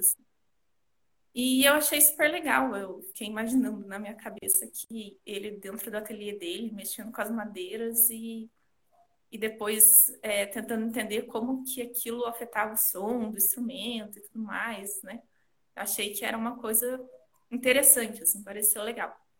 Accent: Curitiba, Paraná, Brazil; eu sou aqui de Curitiba

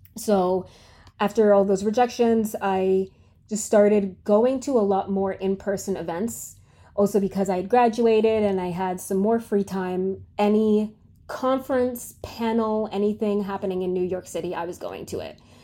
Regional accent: Canada; moved away as an adult; now in United States; I'm from Canada

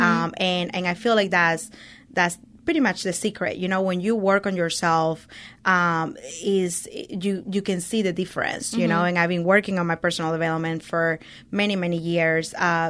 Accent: Venezuela; also born or lived in Oklahoma, United States; now in Houston, United States; So I'm originally from Venezuela, mm-hmm. South America. I've been in the United States for the past 22 years. It's been a long time, I feel like. I came here with my mom and my brother 22 years ago.

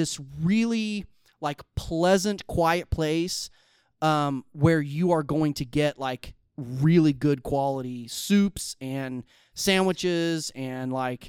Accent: Midwest, United States; I'm from the Midwest. I'm a Midwesterner.

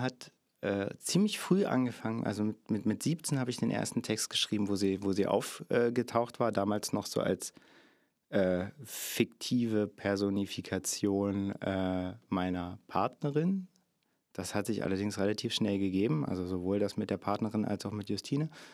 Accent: Cottbus, Brandenburg, Germany; Ich äh, komme aus dem hier schon äh, oft erwähnten Sachsendorf, auch in Cottbus, der südliche Stadtteil, den wir haben

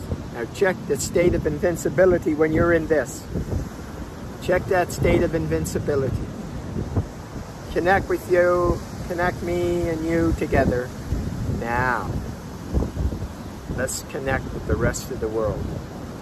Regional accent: Prince Edward Island, Canada; moved away as an adult; also born or lived in Calgary, Canada; now in Mexico; I moved back from Calgary to Prince Edward Island, where I'm from.

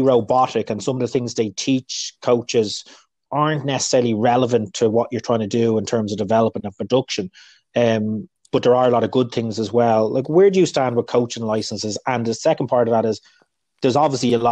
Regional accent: Dublin, Leinster, Ireland; also born or lived in England; now in United States; growing up in Dublin

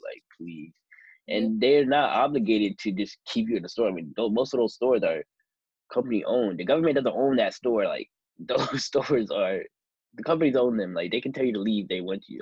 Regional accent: United States; being an American

